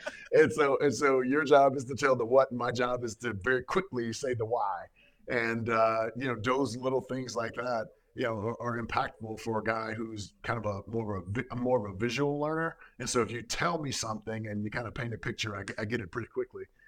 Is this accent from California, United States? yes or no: no; East St. Louis, Illinois, United States; moved away as an adult; I'm from East Signals, Illinois